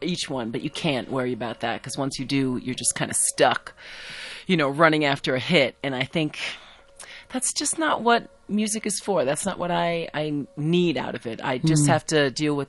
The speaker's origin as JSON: {"language": "English", "country": "United States", "also_born_or_lived": "South Africa", "moved": "yes", "said": "as an American who has spent a lot"}